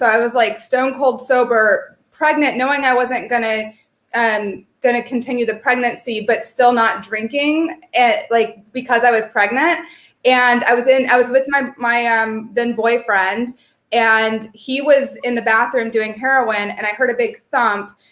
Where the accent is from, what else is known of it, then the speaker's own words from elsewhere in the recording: Kentucky, United States; moved away as an adult; also born or lived in Vermont; I'm from Kentucky.